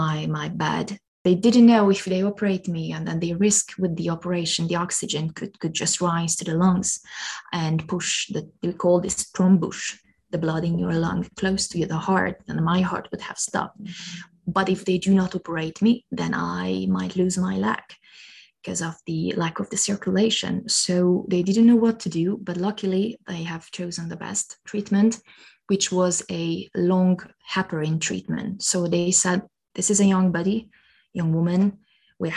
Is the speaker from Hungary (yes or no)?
yes; Hungary; moved away as an adult; now in Luxembourg; not to stay in my hometown or even not in Hungary